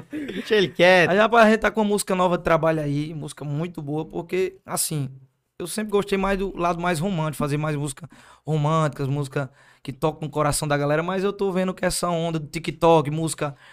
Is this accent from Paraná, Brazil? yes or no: no; João Pessoa, Paraíba, Brazil; now in Patos, Brazil; Eu sou natural de João Pessoa. João Pessoa. Mas Patos é, me abraçou, comecei meu projeto aqui. Eu digo sempre que eu sou de Patos, sabe?